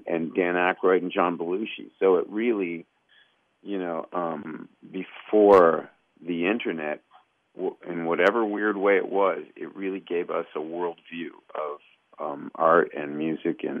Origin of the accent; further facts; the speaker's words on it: Kingston, Ontario, Canada; I had kind of an extensive kind of criminal past growing up in Kingston